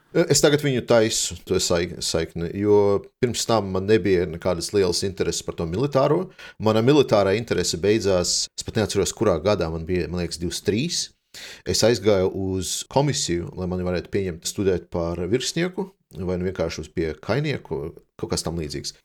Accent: Riga, Latvia; moved away as an adult; now in Denmark; Izaugu Rīgā un sanāca tā, ka aizbraucu studēt uz Dāniju

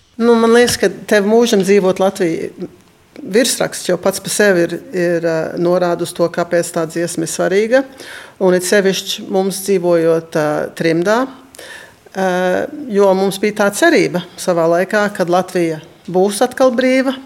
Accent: New York, United States; moved away as an adult; now in Toronto, Canada; es piedzimu Amerikā, bet es pārcēlos uz Toronto dzīvot, uz Kanādu

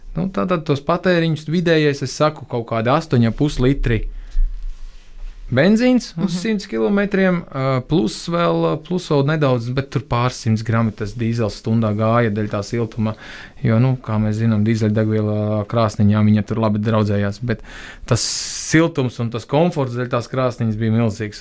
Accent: Tukums, Latvia; bet pilsēta no kurienes - tukums

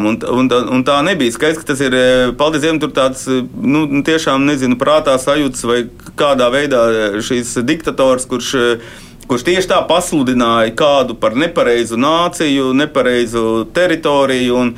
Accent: Latvia; Mēs esam latvieši.

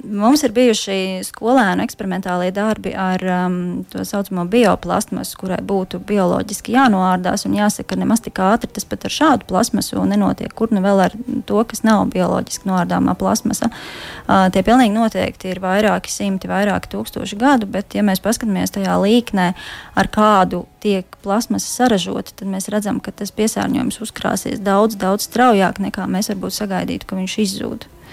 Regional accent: Latvia; moved away; also born or lived in Norway; Latvijā, kas ir, kas ir man dzimtā zeme

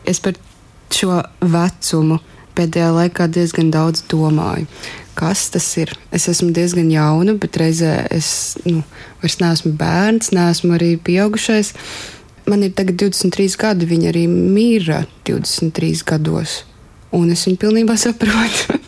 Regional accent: Mālpils, Vidzeme, Latvia; Es esmu augusi arī ne no Rīgas, es nāku no Mālpils

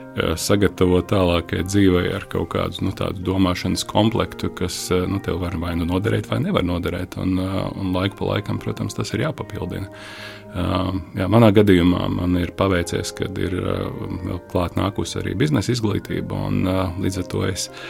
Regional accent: Riga, Latvia; also born or lived in Usma Lake, Courland; Esmu rīznieks. Es esmu dzimis, eh, dzimis Rīgā, mācījies Rīgā

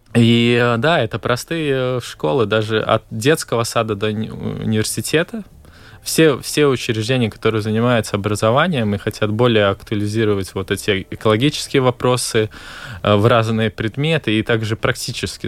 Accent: Valka, Latvia; я сам из Валки

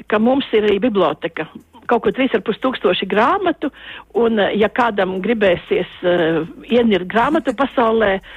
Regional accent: Latvia; Mēs esam tālu no Latvijas, bet mums ir radi draugi un mēs arī viena liela daļa atgriezīsimies Latvijā.

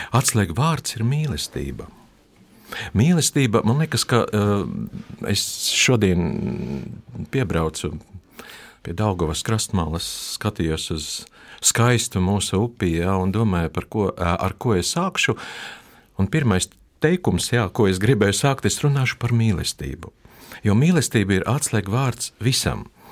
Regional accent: Latgale, Latvia; first language Russian; Latvian is a second language; palikām Latgalē. Un pēc tam mēs asimilējamies. Pasē ir rakstīts, ka es esmu Krievs, bet es esmu Latvijas

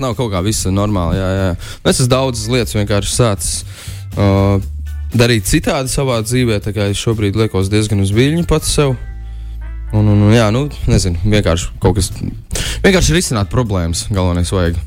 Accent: Talsi, Kurzeme, Latvia; manā dzimtajā pilsētā

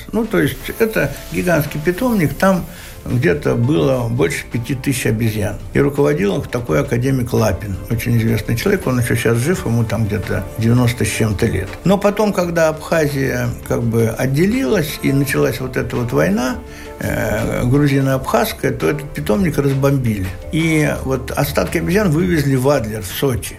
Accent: Bashkortostan, Russia; я же родился в Башкирии

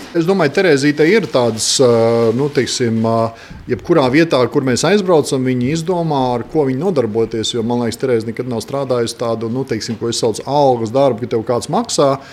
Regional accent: Latvia; moved away as an adult; now in United States; mēs esam divi latvieši

